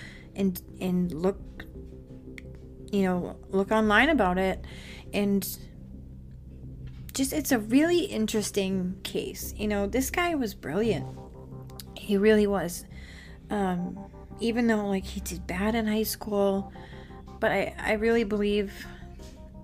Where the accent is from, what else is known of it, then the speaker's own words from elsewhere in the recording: Massachusetts, United States; I'm from Massachusetts